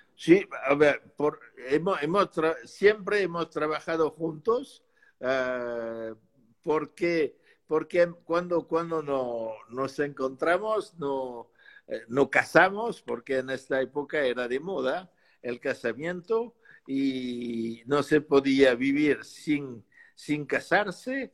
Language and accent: Spanish; Bordeaux, Nouvelle-Aquitaine, France; Spanish is a second language; also born or lived in Pomerol; Yo nací en Burdeos y Pomol